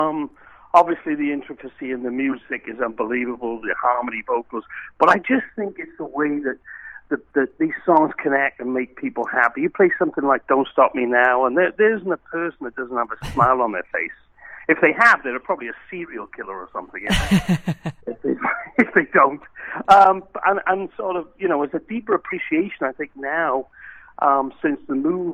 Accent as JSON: {"language": "English", "region": "Wales", "country": "United Kingdom", "moved": "as an adult", "lives_now": "United States", "said": "I'm obviously not from Cincinnati. I'm from Wales originally in the UK"}